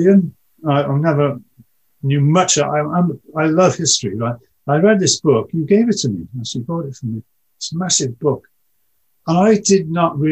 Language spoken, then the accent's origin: English; United Kingdom; we're British